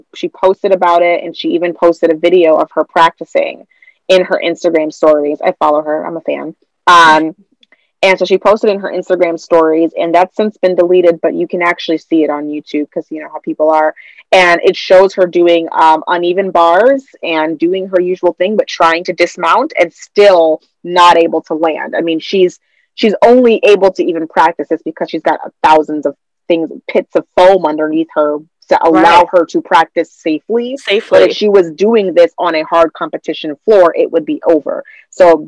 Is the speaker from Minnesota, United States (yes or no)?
yes; Saint Paul, Minnesota, United States; St. Paul, Minnesota, my hometown